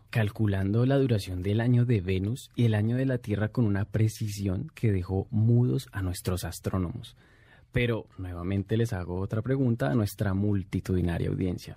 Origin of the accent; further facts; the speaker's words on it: Colombia; now in Mexico; desde mi tierra, desde Colombia a través de Internet